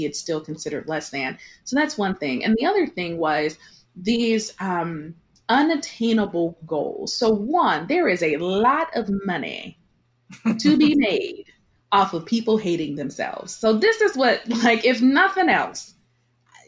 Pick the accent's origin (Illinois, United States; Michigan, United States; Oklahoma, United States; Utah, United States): Michigan, United States; Detroit; I grew up in Detroit, 98% Detroit, where I'm surrounded by Black people